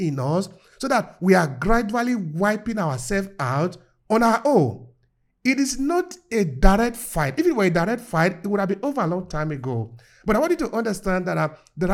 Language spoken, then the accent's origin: English; Nigeria; I was growing up in Nigeria